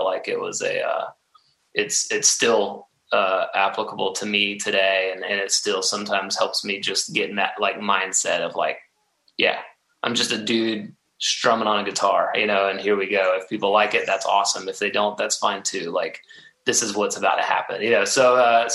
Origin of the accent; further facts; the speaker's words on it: Atlanta, Georgia, United States; I love my home state, and I love, you know, Atlanta. It's a great place to have been born and raised